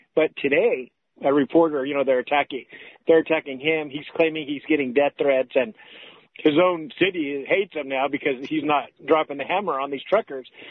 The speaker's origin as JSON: {"language": "English", "town": "Los Angeles", "region": "California", "country": "United States", "said": "I'm from Los Angeles originally"}